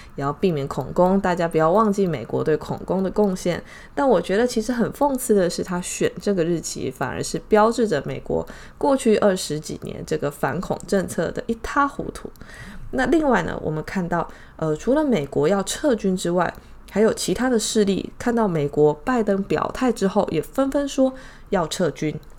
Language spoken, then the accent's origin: Chinese; Taiwan; 我们台湾这边的新闻啊